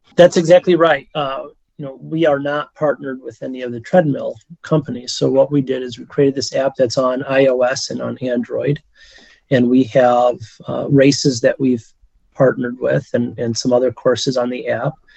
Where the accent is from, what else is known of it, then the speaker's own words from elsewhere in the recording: Michigan, United States; now in Chicago, United States; I'm originally from Michigan, as is my wife